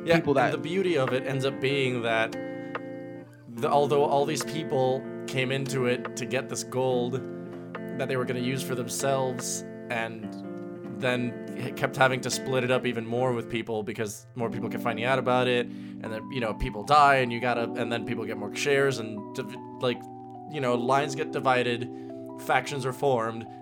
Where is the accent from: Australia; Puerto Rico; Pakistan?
Puerto Rico; I'm from Puerto Rico.